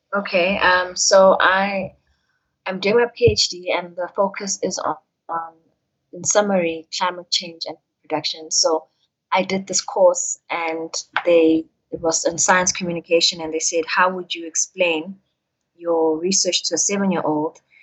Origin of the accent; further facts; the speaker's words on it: Durban, KwaZulu-Natal, South Africa; moved away as an adult; now in Johannesburg, South Africa; growing up in Durban. Like when I moved from Durban to come here